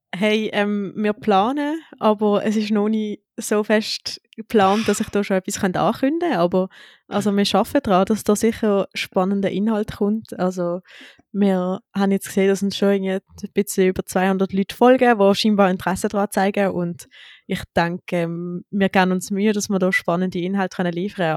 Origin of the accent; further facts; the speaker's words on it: Switzerland; wir starten jetzt als Schweizer Mehrkampfteam